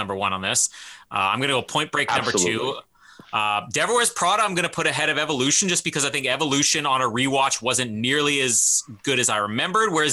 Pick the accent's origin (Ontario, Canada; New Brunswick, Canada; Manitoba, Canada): Manitoba, Canada; Winnipeg; my hometown, Winnipeg's